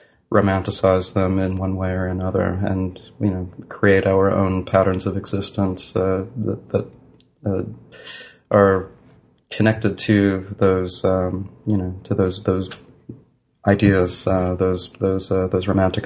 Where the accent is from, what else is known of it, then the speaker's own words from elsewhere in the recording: New York, United States; New York is that's where I was born in New York, mm-hmm. and then I lived in New York when I was a child.